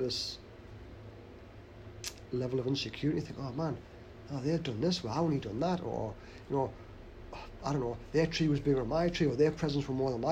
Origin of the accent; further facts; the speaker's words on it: the Northeast, North East England, United Kingdom; we're from the Northeast